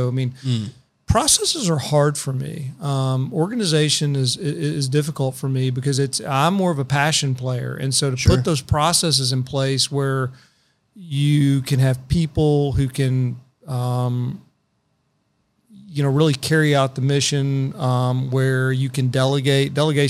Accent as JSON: {"language": "English", "town": "Paris", "region": "Île-de-France", "country": "France", "tie": "born or raised there", "said": "I didn't know any lawyers growing up in Paris."}